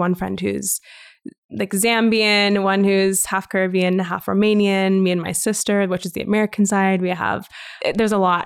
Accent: Calgary, Alberta, Canada; first language English; also born or lived in Vancouver; born and raised in Calgary

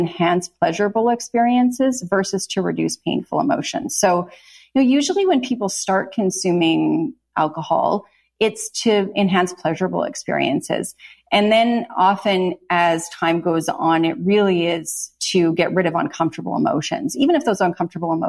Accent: Canada; I'm from Canada

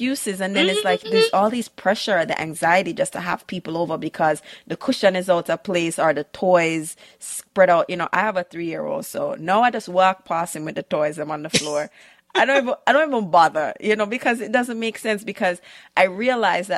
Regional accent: Jamaica; moved away; growing up in Jamaica

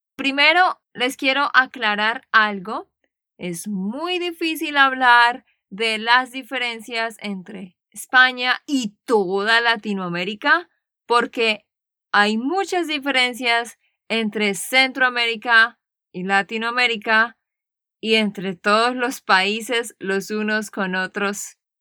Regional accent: Santander, Colombia; now in United States; de Santander, Colombia

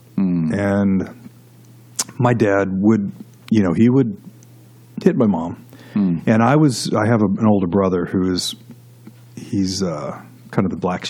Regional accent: Los Angeles, California, United States; moved away as an adult; now in Nashville, United States; I actually grew up in Los Angeles. Okay. In the San Fernando Valley, out in California. And third generation California. And, you know, I guess if I were to start from the beginning, I was born and I was raised Catholic.

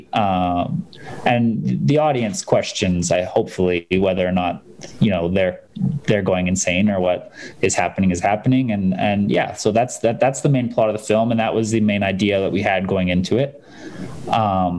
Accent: Calgary, Alberta, Canada; I'm from Calgary.

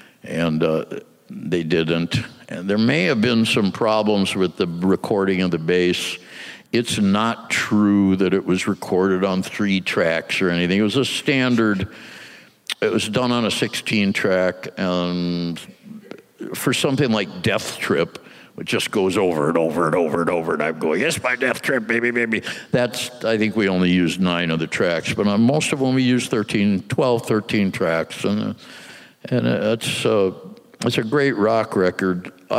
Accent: Midwest, United States; we're kids from the Midwest. We've never even been to New York.

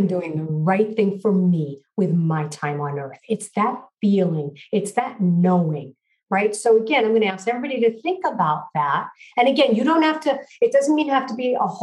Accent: New York City, New York, United States; I grew up in Brooklyn, New York, and my family was Orthodox Jewish.

